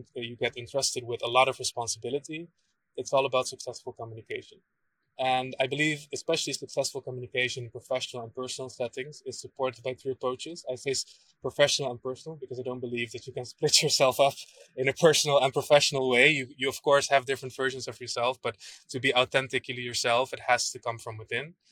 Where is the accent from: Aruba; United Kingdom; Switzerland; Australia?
Aruba; moved away; also born or lived in Netherlands; I was born and raised in Aruba